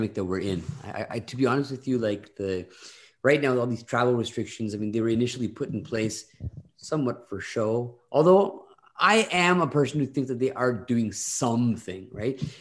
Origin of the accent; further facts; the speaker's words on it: Ontario, Canada; I grew up in Ontario.